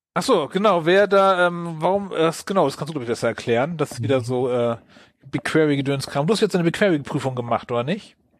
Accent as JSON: {"language": "German", "town": "Wilhelmshaven", "region": "Lower Saxony", "country": "Germany", "tie": "born or raised there", "said": "aus meiner Heimatstadt"}